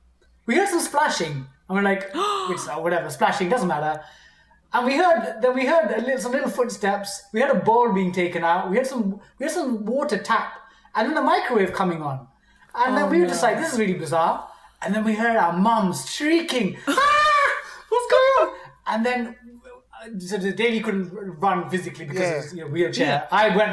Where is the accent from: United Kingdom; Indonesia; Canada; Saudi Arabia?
United Kingdom; in Indian culture, we're British, but like in our parents' Indian culture, they'd come, people would visit.